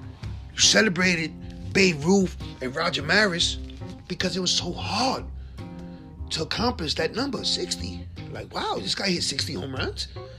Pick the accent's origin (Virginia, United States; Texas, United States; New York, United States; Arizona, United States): New York, United States; New York City; my hometown, Bushwick, Brooklyn